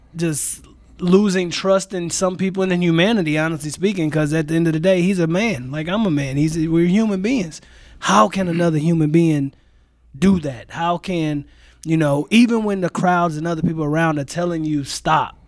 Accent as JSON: {"language": "English", "town": "St. Louis", "region": "Missouri", "country": "United States", "tie": "born or raised there", "moved": "as an adult", "lives_now": "Green Bay, United States", "said": "I am born and raised in Saint Louis, Missouri"}